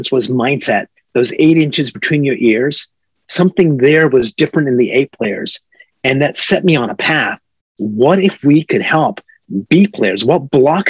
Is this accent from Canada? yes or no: yes; Canada; moved away as an adult; also born or lived in Silicon Valley; now in United States; I'm a Canadian.